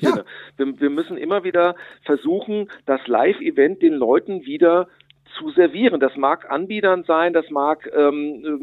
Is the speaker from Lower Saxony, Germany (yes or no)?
no; Butzbach, Hesse, Germany; Und ich darf auch für Butzbach, für meinen Heimatort, äh, das Kabarettprogramm mhm. machen.